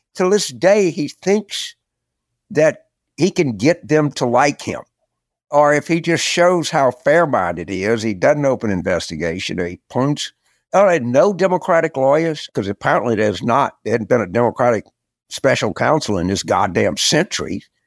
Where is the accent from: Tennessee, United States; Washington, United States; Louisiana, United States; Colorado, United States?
Louisiana, United States; Carville; born or raised there